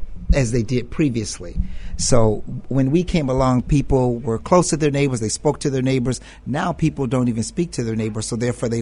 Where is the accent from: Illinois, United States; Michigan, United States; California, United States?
Illinois, United States; Chicago; from Englewood.